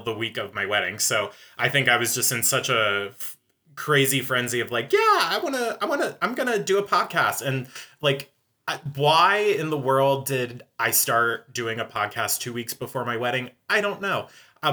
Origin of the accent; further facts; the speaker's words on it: Pennsylvania, United States; I grew up in Pennsylvania